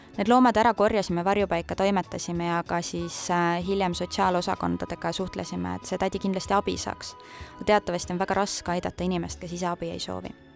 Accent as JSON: {"language": "Estonian", "town": "Annikoru", "region": "Tartu County", "country": "Estonia", "tie": "born or raised there", "said": "mina olen pärit Tartu maakonnast, väikesest külast nimega Annikoru ja käisin Puhja gümnaasiumis oma esimese koolitee"}